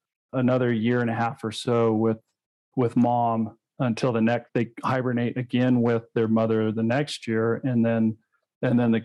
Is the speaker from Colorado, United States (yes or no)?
yes; Colorado, United States; my home state of Colorado